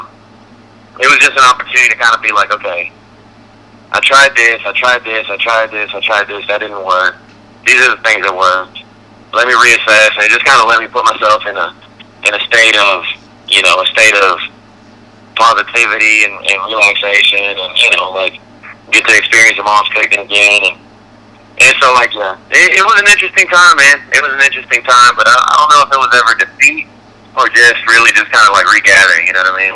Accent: Texas, United States; moved away as an adult; also born or lived in Boston / Nashville; Texas, like, you know, I spent the first 18 years of my life there, and I still miss it and I love it

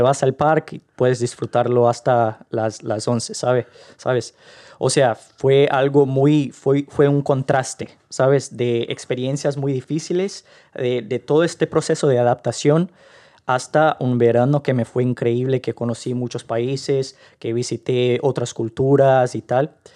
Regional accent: Rio de Janeiro, Brazil; Spanish is a second language; moved away as an adult; now in Ireland; soy del Río de Janeiro.

